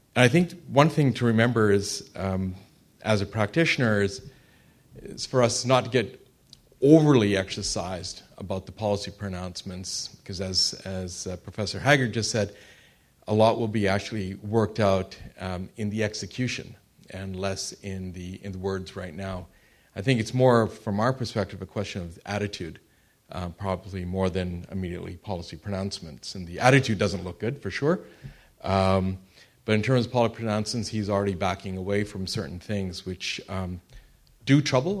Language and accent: English; Canada; I am Canadian